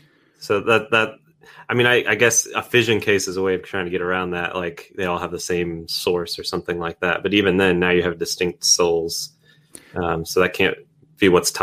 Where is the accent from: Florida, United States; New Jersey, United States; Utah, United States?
Florida, United States; I'm from Florida